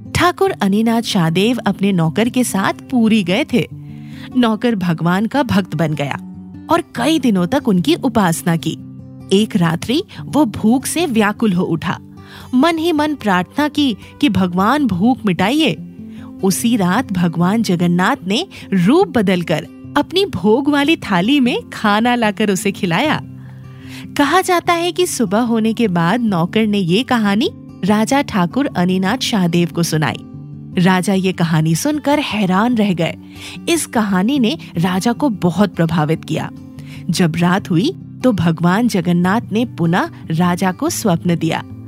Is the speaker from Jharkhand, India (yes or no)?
yes; Ranchi, Jharkhand, India; हमारे शहर रांची